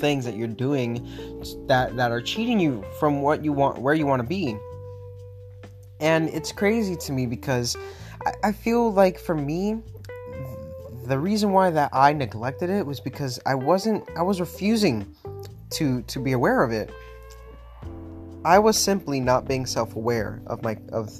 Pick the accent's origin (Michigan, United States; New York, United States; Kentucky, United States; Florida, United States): Florida, United States; Miami; moved away as an adult; now in Pittsburgh, United States; I'm from South Florida, born and raised in Miami, and now currently living in Pittsburgh, Pennsylvania